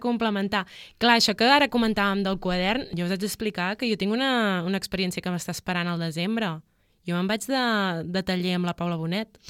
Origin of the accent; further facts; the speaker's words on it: Palamós, Catalonia, Spain; jo soc de Palamós